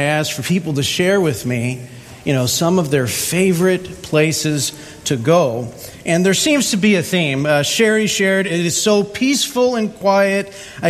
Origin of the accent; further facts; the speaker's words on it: U.S. Virgin Islands; on the top of my list of favorite places is where I grew up in St. Thomas and St. John.